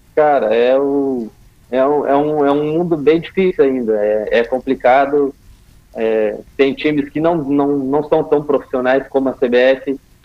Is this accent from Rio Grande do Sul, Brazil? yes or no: yes; Rio Grande do Sul, Brazil; eu sou do Rio Grande do Sul